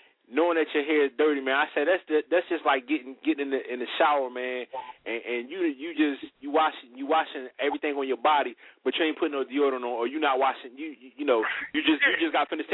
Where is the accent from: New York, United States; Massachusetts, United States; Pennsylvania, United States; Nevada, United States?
Pennsylvania, United States; Philadelphia; now in Charlotte, United States; I'm from up north. I'm from Philly.